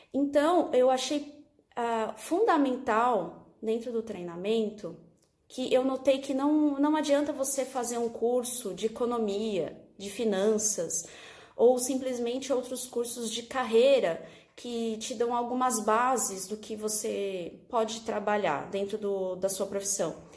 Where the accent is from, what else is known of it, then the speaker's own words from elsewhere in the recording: São Paulo, Brazil; arquiteta …, sou de São Paulo, sou aluna da Raquel Menezes